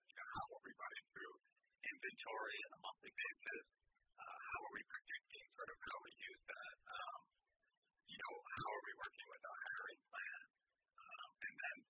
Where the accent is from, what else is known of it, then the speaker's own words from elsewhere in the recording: United States; I grew up in America